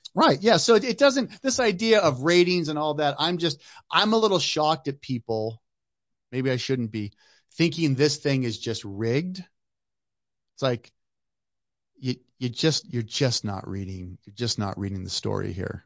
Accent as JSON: {"language": "English", "town": "Westlake Village", "region": "California", "country": "United States", "tie": "born or raised there", "also_born_or_lived": "Hollywood", "said": "I grew up in Westlake Village where Will Smith lives"}